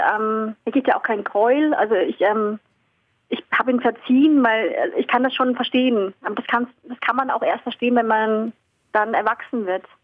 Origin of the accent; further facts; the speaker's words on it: Starnberg, Bavaria, Germany; also born or lived in Vietnam; weil ich eben hier groß geworden bin in Deutschland, mich hier eingelebt habe, deutsche Freunde hatte, deutsche Eltern hatte